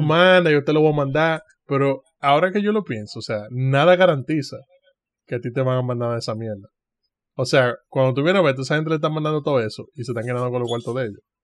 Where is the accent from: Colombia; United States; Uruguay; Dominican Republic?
Dominican Republic; yo, como dominicano